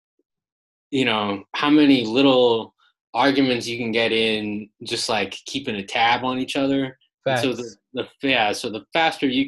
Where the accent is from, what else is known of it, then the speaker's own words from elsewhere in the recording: north of Charlotte, North Carolina, United States; moved away as an adult; also born or lived in Chicago / Kansas City / New York; now in Philadelphia, United States; I'm originally from North Carolina. And grew up a little bit north of Charlotte.